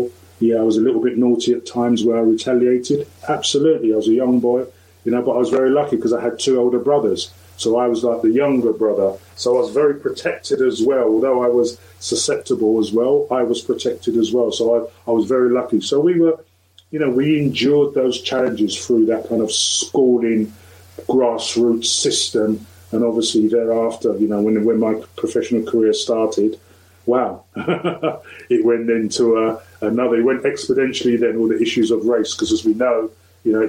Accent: London, United Kingdom; also born or lived in Lewisham; when we moved from Lewisham into Woolwich, you know, we didn't live far from where Stephen Lawrence, you know, was actually brutally murdered. So I was growing up in that area

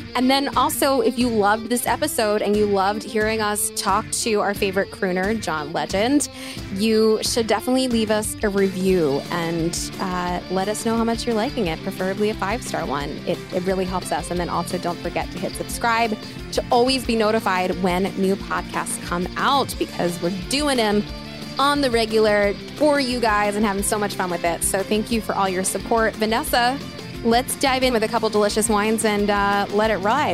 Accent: outside of Philadelphia, Pennsylvania, United States; I'm born and raised outside of Philly

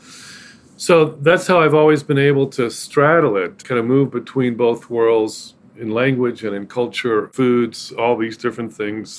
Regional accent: Houston, Texas, United States; moved away as an adult; also born or lived in Guatemala City, Guatemala; I was born and raised in Houston

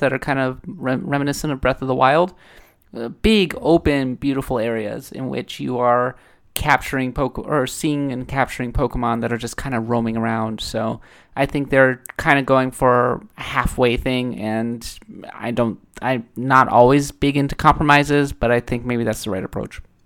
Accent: Minnesota, United States; I'm coming from Minnesota. We're the, we're the north.

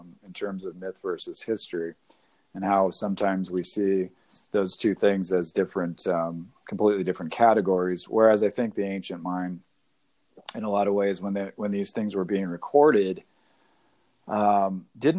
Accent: Seattle, Washington, United States; I was born up in Seattle

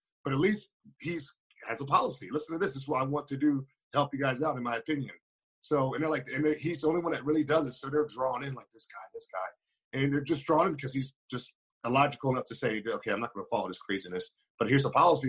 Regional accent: New York, United States; we're New Yorker, man.

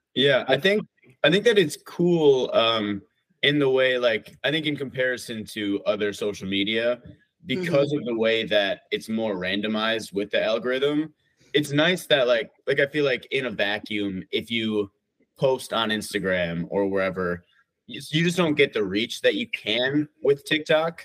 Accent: Wisconsin, United States; now in Minneapolis, United States; we're actually all from Wisconsin, just like oh different oh parts of Wisconsin.

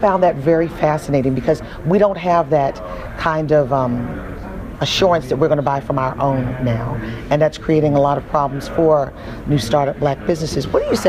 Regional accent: Baltimore, Maryland, United States; I'm from Baltimore.

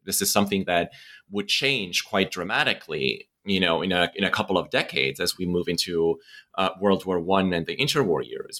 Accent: Estonia; moved away; growing up in Estonia

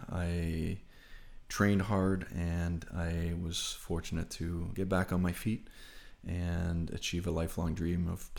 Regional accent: Rockland, Ontario, Canada; Where, you know, you grew up being, at the time as a child, a Montreal Canadiens fan, growing up in Rockland in Ottawa.

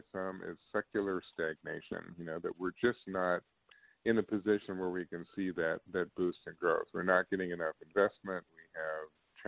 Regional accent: Kansas, United States; my home state of Kansas

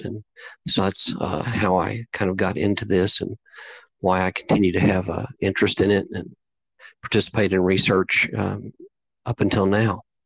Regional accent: Southeast Oklahoma, United States; growing up in Southeast Oklahoma

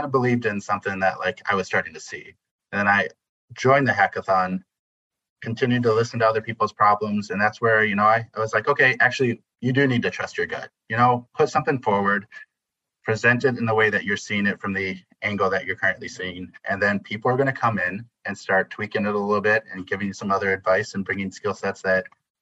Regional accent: Midwest, United States; As a Midwesterner

